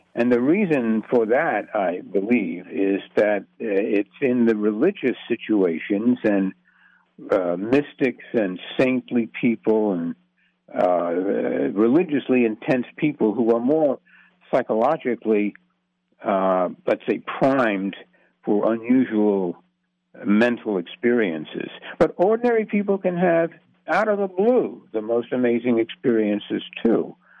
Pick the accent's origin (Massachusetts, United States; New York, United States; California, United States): New York, United States; New York City; also born or lived in Manhattan, New York City; Astoria was my hometown. I was born in Astoria